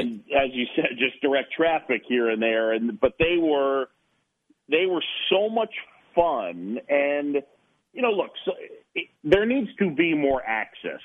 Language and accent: English; New York City, New York, United States; also born or lived in Philadelphia, Pennsylvania / Boston; I moved to New York when I was a, a youngster at seven